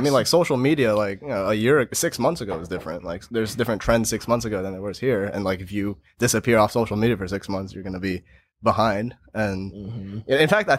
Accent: United States; I'm very proud to be an American.

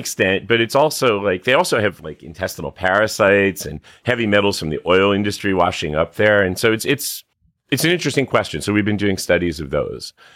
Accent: Catskill Mountains, upstate New York, United States; moved away; I'm from upstate New York, uh, in the, in the Catskill Mountains, you know, middle of nowhere

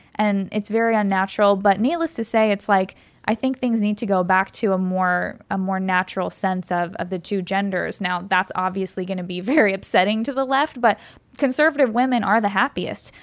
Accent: California, United States; I grew up in California

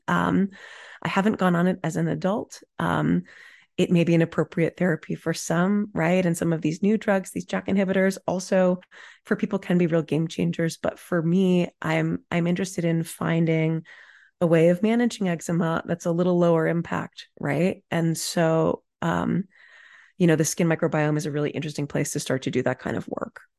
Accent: Dallas, Texas, United States; I grew up in Dallas, Texas in the nineties.

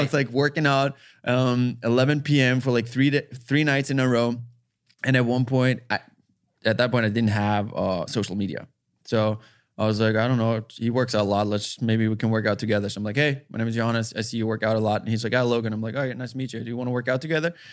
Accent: Austria; English is a second language; moved away as an adult; now in United States; I'm from Austria

